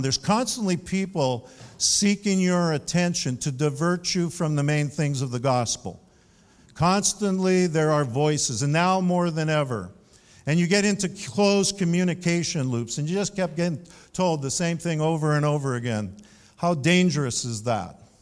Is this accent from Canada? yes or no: yes; Canada; Now, I'm proudly Canadian. I identify with being a Canadian.